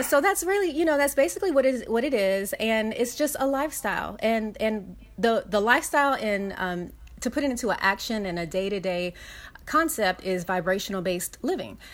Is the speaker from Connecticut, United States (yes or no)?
no; Los Angeles, California, United States; I grew up in South Central Los Angeles